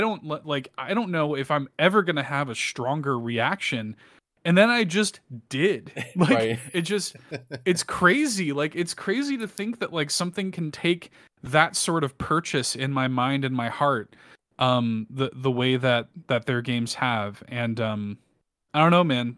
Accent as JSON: {"language": "English", "region": "Midwest", "country": "United States", "said": "I'm from the Midwest as well"}